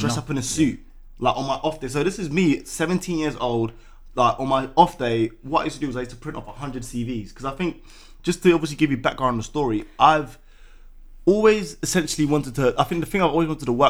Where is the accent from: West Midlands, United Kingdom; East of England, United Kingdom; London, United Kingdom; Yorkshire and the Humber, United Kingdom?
London, United Kingdom; I come from Peckham, so... For those of you that don't know, Peckham's in Southeast London